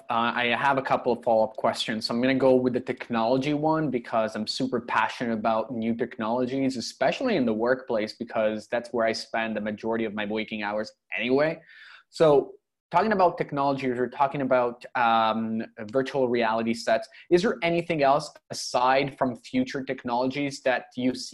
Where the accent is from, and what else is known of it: Toronto, Ontario, Canada; now in Europe